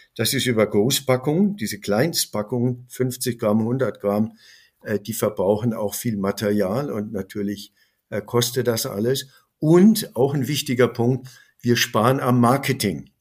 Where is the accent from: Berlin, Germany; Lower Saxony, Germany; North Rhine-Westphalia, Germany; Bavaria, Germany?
Bavaria, Germany; Ich bin Bayer